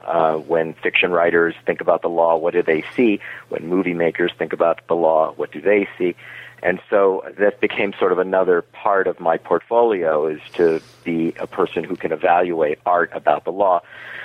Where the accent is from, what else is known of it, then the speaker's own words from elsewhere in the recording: New York City, New York, United States; also born or lived in Miami Beach, Florida; Well, I was born in New York City. My parents were Holocaust survivors, and they retired to Miami Beach, Florida, which is a very unusual retirement for elderly Jews. And then I finished my high school era there